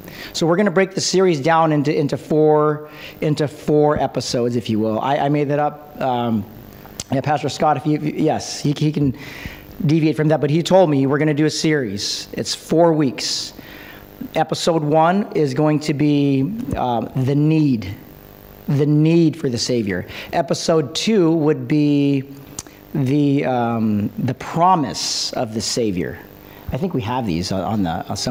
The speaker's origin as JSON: {"language": "English", "country": "Philippines", "said": "I'm Filipino"}